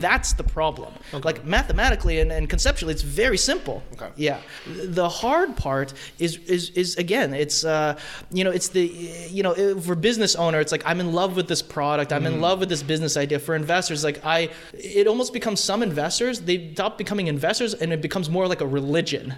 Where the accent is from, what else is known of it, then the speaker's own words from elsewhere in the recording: Fremont, California, United States; born and raised in Fremont